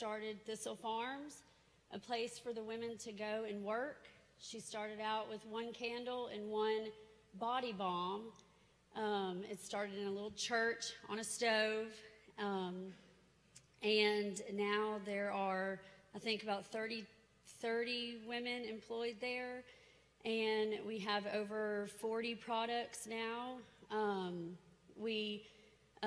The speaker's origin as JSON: {"language": "English", "town": "Nashville", "region": "Tennessee", "country": "United States", "tie": "born or raised there", "said": "I'm from Nashville. I grew up here."}